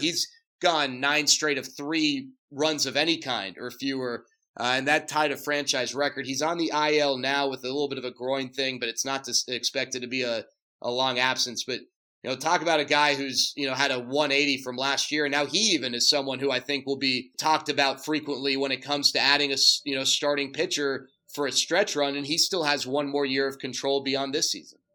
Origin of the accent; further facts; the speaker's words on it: Dallas, Texas, United States; moved away as an adult; also born or lived in California; born and raised in Dallas. I went to school in California, ah. but I uh, grew up grew up in Dallas